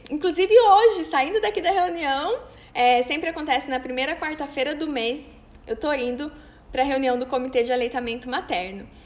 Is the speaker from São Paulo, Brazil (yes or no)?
yes; Cândido Mota, São Paulo, Brazil; now in Maringá, Brazil; lá da minha cidade onde eu nasci, de Cândido Mota